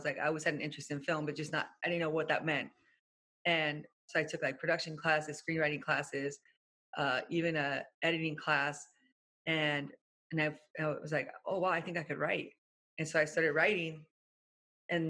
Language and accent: English; Orange County, California, United States; I'm from Orange County.